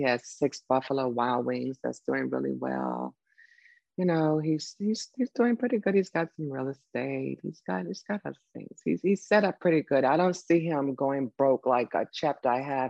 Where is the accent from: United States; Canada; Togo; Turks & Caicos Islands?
Turks & Caicos Islands; moved away; I'm from Turks and Caicos